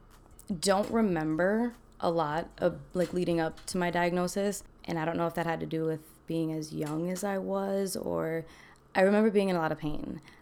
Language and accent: English; Milwaukee, Wisconsin, United States; I'm originally from Milwaukee, I guess you could say. I was an Army brat, so I kind of lived all over.